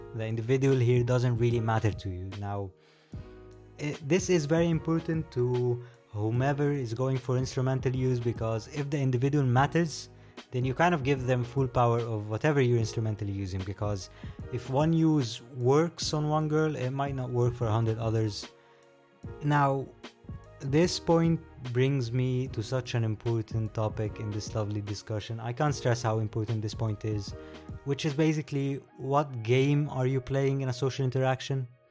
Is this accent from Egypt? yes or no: yes; Egypt; I am from Egypt. So, the weird name, the accent, here you go.